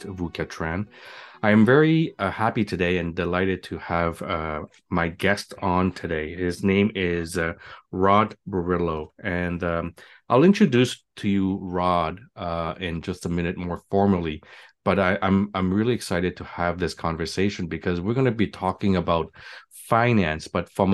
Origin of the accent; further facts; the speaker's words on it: Montreal, Quebec, Canada; now in Toronto, Canada; I'm from Montreal